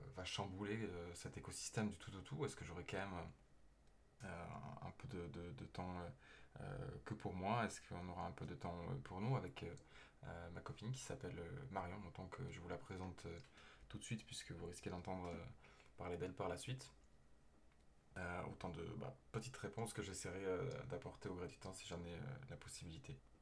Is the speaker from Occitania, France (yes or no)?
yes; Toulouse, Occitania, France; also born or lived in Aveyron; now in Paris, France; né dans l'Aveyron, j'ai grandi à Toulouse